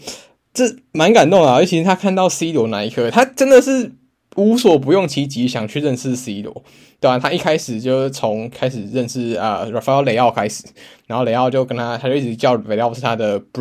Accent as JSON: {"language": "Chinese", "country": "Taiwan", "said": "嗯、就是毕竟我们都是台湾的听众的话，我们就大家会蛮期待上礼拜有两场比赛"}